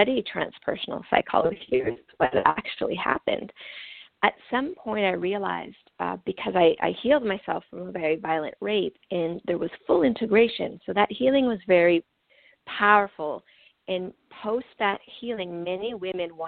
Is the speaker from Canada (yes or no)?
yes; First Nation reservations in Manitoba, Canada; first language French; English is a second language; I grew up on some of the toughest First Nation reservations in the middle of Canada